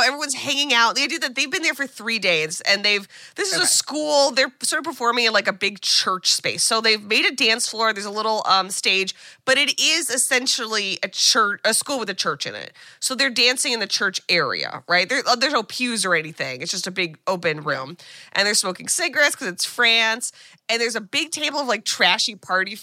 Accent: United States; as an American

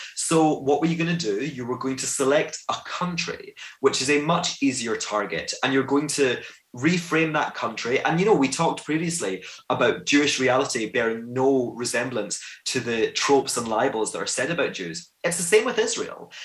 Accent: Glasgow, Scotland, United Kingdom; I'm a Jew from Glasgow

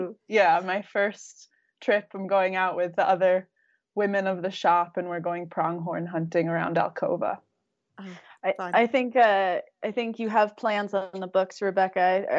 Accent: Rhode Island, United States; also born or lived in Minnesota; now in Wyoming, United States; But I grew up in Rhode Island and Minnesota and came to Wyoming 2 years ago to work for Brittany and Rachel

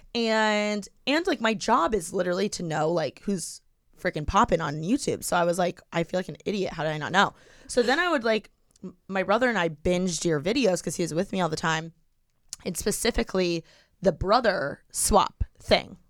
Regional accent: Bloomington, Indiana, United States; now in Los Angeles, United States; I'm from Bloomington

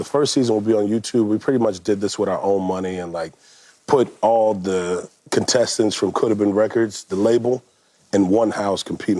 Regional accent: Atlanta, Georgia, United States; No, I'm not from Houston. I'm from Atlanta.

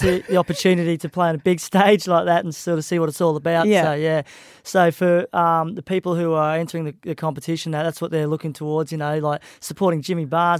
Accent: Bundaberg, Queensland, Australia; moved away; also born or lived in Gold Coast; my hometown where I grew up and started playing music, you know, and I left years ago to pursue my music career

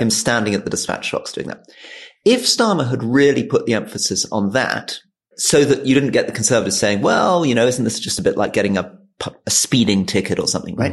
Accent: Hong Kong; I was born in Hong Kong

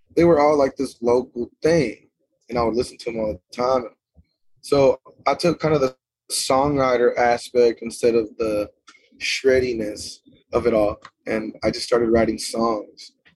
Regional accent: Lipan, Texas, United States; also born or lived in Stephenville, Texas; I'm from a town called Lipan, Texas. It's a little bitty town

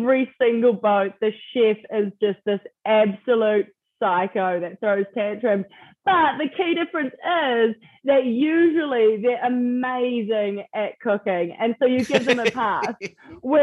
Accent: New Zealand; moved away; for people back home to hear my accent

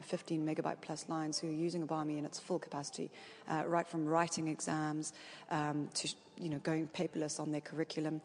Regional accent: South Africa; I come from South Africa

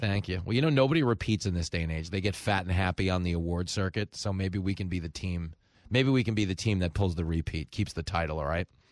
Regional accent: Levittown, New York, United States; I grew up in Levittown

